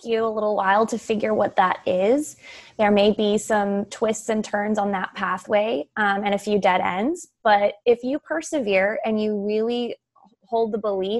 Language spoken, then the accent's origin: English; San Diego, California, United States; I grew up in San Diego, California